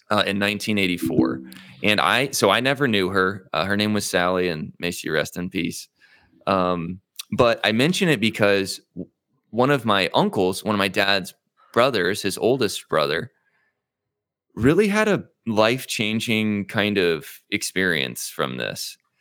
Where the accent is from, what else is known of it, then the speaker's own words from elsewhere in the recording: Zionsville, Indiana, United States; also born or lived in Midland, Michigan; I was born in Midland, Michigan, um, but I moved, uh, my parents moved uh, shortly thereafter to Indianapolis, Indiana, uh, where both of my mm-hmm. parents were from. Mm. Um, and we lived in kind of the north suburbs of Indianapolis in a small town called Zionsville